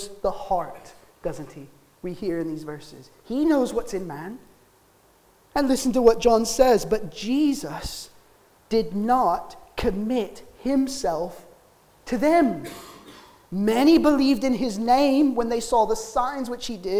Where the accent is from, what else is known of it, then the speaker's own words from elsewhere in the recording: United States; now in Wales, United Kingdom; as an American